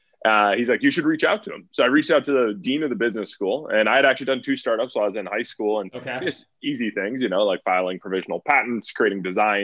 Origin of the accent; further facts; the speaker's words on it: Acton, Massachusetts, United States; moved away as an adult; also born or lived in Madison, Wisconsin; I grew up in Massachusetts in a town called Acton, about 30 minutes outside of Boston.